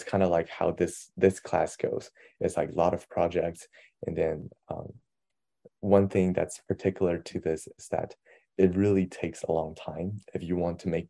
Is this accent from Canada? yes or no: no; China; now in United States; hey, I'm from China. Like, I speak perfect Mandarin.